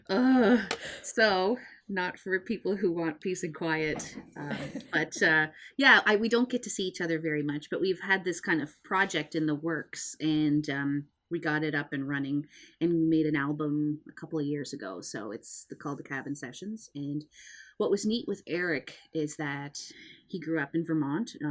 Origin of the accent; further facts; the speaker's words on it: Nova Scotia, Canada; it's kind of we're all from Cape Breton.